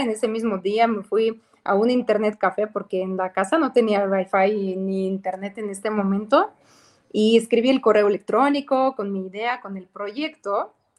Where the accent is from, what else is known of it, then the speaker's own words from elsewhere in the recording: Ukraine; Spanish is a second language; moved away as an adult; also born or lived in Mexico; now in Cancún, Mexico; realmente sí soy de Ucrania